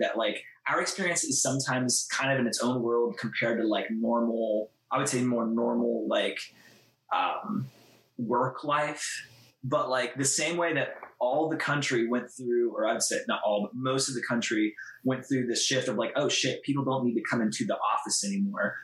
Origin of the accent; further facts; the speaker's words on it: Columbus, Ohio, United States; we're from Columbus, Ohio, which is like Midwest